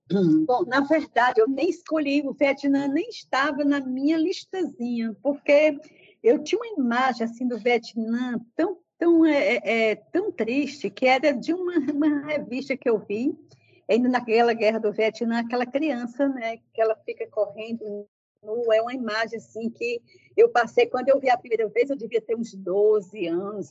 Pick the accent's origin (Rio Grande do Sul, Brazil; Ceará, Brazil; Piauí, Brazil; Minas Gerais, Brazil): Ceará, Brazil; Juazeiro do Norte; moved away as an adult; also born or lived in Fortaleza; E eu sou da cidade do interior do Ceará, Juazeiro do Norte, é, saí dessa cidade com 17 anos para Fortaleza para estudar